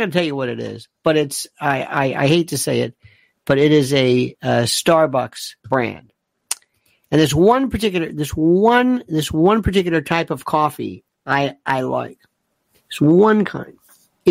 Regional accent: Florida, United States; growing up in Florida

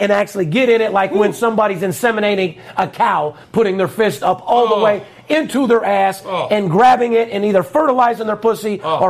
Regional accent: North Las Vegas, Nevada, United States; I'm born and raised in North Las Vegas. I come from fucking nothing.

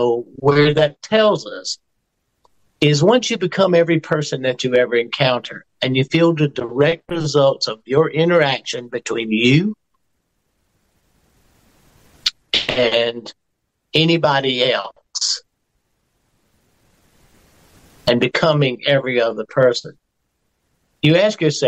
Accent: South Carolina, United States; I'm from South Carolina

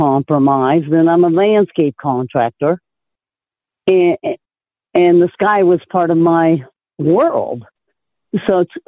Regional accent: Oakland, California, United States; I grew up in Oakland, California

